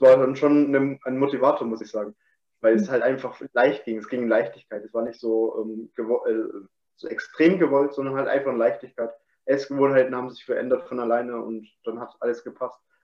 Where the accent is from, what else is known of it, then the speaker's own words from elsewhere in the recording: Chemnitz, Saxony, Germany; moved away as an adult; also born or lived in Dresden; im 23. Lebensjahr bin ich ähm, von meinem Heimatort weggezogen aus Chemnitz, beziehungsweise Dresden habe ich da gewohnt noch